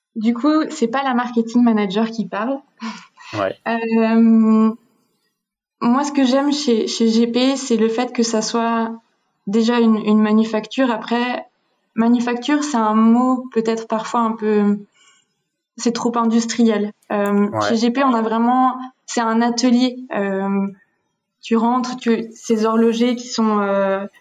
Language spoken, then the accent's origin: French; Switzerland; en grandissant en Suisse